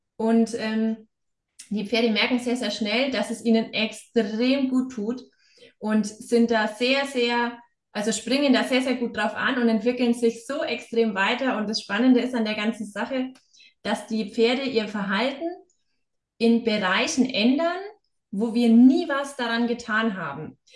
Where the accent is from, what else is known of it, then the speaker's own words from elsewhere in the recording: Upper Franconia, Bavaria, Germany; moved away as an adult; now in Hesse, Germany; komme ich ja selber aus der Ecke Oberfranken und bin ein Schneekind